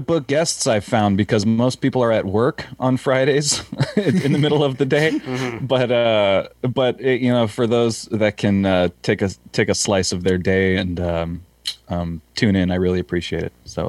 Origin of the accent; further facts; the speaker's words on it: Southern California, United States; I'm American, so I don't know what a grain vehicle is. I'm from Southern California.